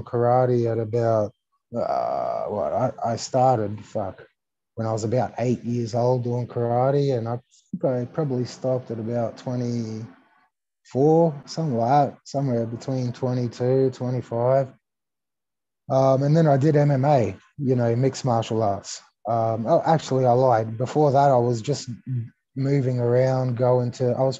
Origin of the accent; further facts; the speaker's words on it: Australia; English is a second language; also born or lived in Greece / California; I was born in Greece. I came to Australia when I was 5 years old. I didn't know the language.